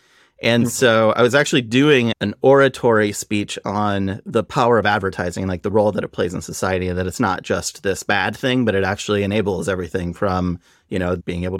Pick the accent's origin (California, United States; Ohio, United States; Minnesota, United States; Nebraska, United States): Nebraska, United States; So I grew up in Nebraska